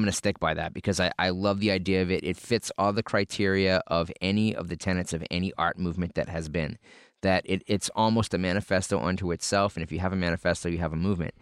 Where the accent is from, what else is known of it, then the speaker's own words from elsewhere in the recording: New England, United States; I'm from New England